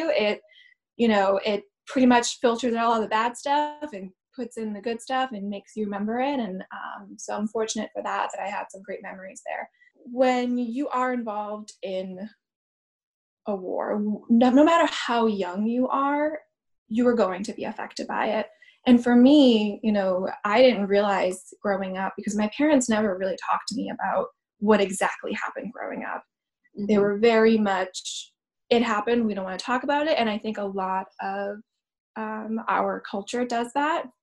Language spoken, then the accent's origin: English; Boston, Massachusetts, United States; also born or lived in Sarajevo, Bosnia and Herzegovina / Croatia / Czech Republic; I was born in Sarajevo, Bosnia, and I currently live right outside of Boston right now. So, I was born in 89